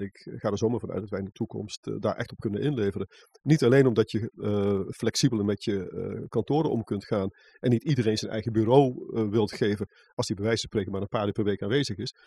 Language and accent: Dutch; North Brabant, Netherlands; moved away as an adult; also born or lived in Amsterdam; Ik kom uit West-Brabant en ik studeerde in Amsterdam